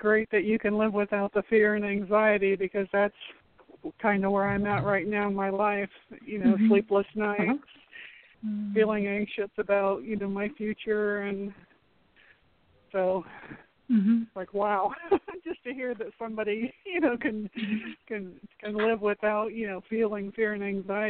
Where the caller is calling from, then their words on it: Florida, United States; I'm calling you from Florida.